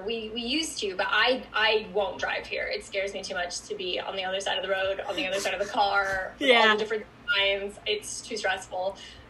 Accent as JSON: {"language": "English", "country": "United States", "moved": "as an adult", "lives_now": "London, United Kingdom", "said": "especially as an American, because there's just nothing like it in America."}